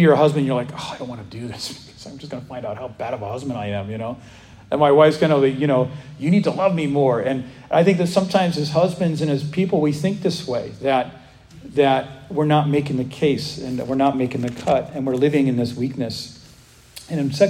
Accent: United States; as Americans

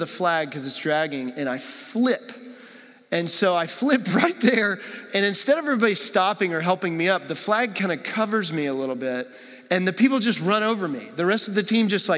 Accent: Texas, United States; moved away; I'm from Texas originally

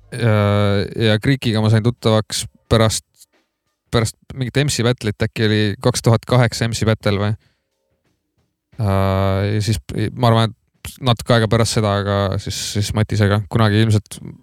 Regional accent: Tartu, Tartu County, Estonia; sündisin Tartus Maarja mõisa haiglas

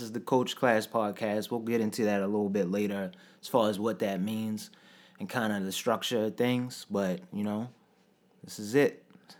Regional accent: Baltimore, Maryland, United States; we're from Baltimore, Maryland

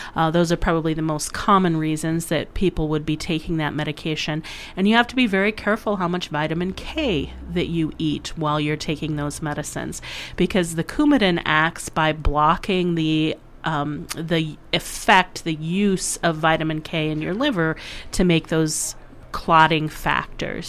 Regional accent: Waterloo, Iowa, United States; moved away as an adult; also born or lived in Sioux Falls, South Dakota; I grew up in near Waterloo and went to college and med school in Iowa City

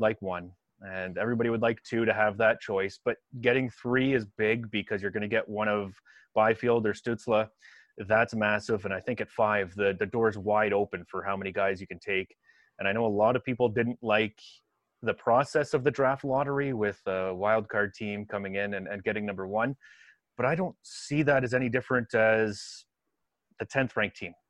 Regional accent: Kitchener, Ontario, Canada; And then I grew up in Kitchener

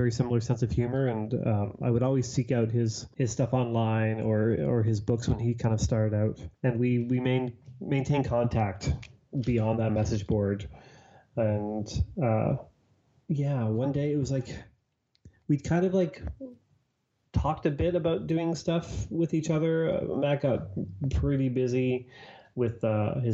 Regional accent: Toronto, Ontario, Canada; I'm from Toronto

